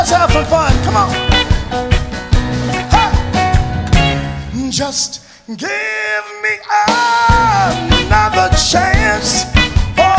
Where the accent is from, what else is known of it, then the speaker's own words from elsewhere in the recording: Westbury, New York, United States; moved away; I was born in Westbury, Long Island